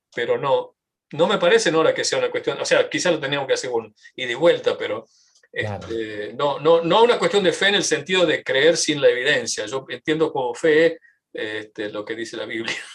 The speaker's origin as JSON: {"language": "Spanish", "region": "Tucumán", "country": "Argentina", "moved": "yes", "lives_now": "United States", "said": "yo sí tucumano, argentino y tengo eh, una identificación cultural muy fuerte con, mi, con, mi, país"}